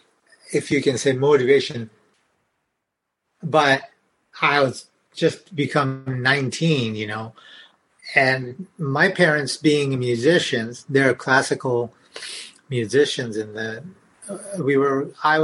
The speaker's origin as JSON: {"language": "English", "country": "Japan", "second_language": "English", "moved": "as an adult", "lives_now": "California, United States"}